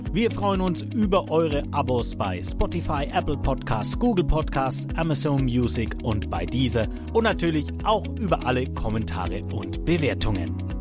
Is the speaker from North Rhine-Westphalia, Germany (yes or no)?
no; Küps, Bavaria, Germany; Ich bin aus Kips.